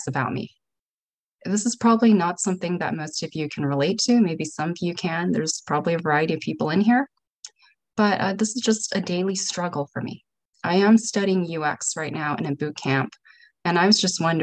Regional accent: San Francisco, California, United States; I'm from San Francisco.

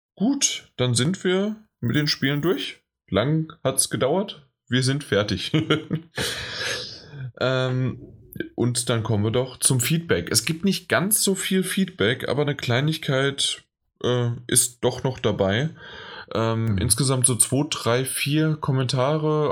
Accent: Frankfurt, Hesse, Germany; für mich als Frankfurter, als Hesse

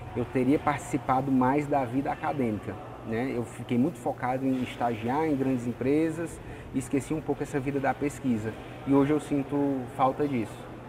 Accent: Fortaleza, Ceará, Brazil; also born or lived in Anápolis, Goiás; a gente tinha seis anos, a gente mudou de Anápolis, Goiás para Fortaleza

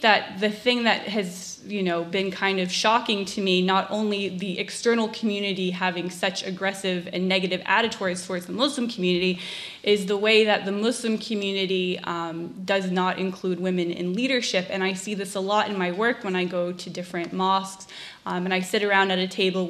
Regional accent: Massachusetts, United States; first language English; I'm a liberal white lady from Massachusetts

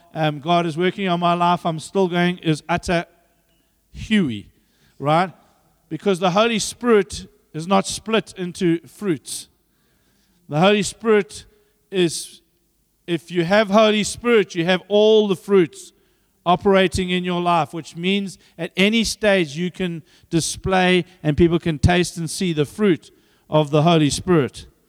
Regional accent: Zambia; now in South Africa; I was born there

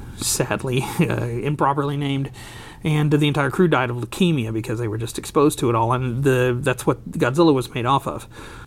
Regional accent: Abilene, United States; my hometown of Abilene

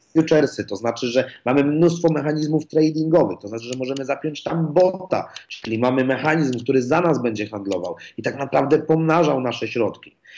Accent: Poland; jestem z Polski

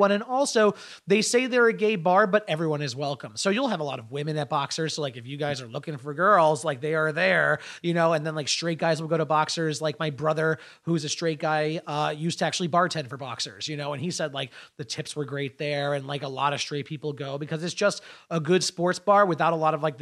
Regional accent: Connecticut, United States; Uh, yeah, I grew up in Eastern Connecticut.

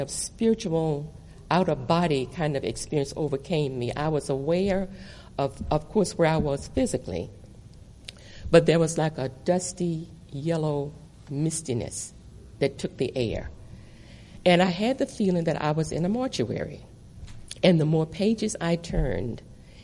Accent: Nelson County, Virginia, United States; The county where I was born in Virginia is Nelson County

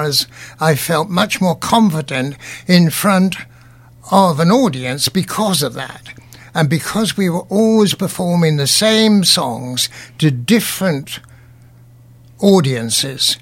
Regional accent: Cambridge, East of England, United Kingdom; I was born in Cambridge, and I had very elderly parents

